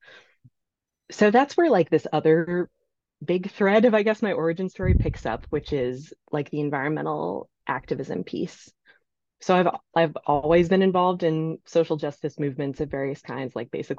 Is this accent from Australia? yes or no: no; New York City, New York, United States; I'm from New York. I'm from New York City, and I grew up in a, I would say, fairly Catholic family